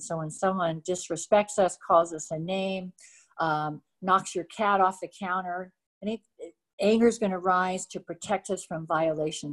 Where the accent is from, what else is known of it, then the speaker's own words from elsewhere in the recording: Montreal, Quebec, Canada; I was born in Montreal